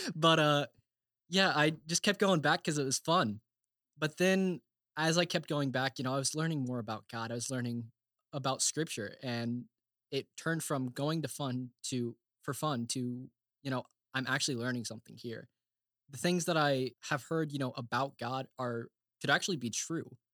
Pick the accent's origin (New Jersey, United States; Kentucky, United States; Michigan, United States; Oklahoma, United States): Oklahoma, United States; Bartlesville; moved away as an adult; now in Indiana, United States; I am from Bartlesville, Oklahoma